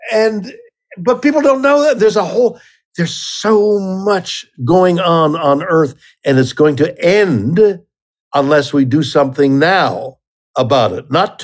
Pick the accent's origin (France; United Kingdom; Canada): Canada; I'm Canadian